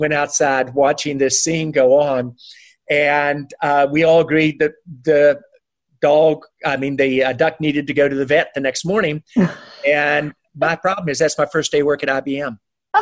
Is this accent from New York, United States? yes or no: no; West Virginia, United States; moved away as an adult; also born or lived in Boston / California; growing up in West Virginia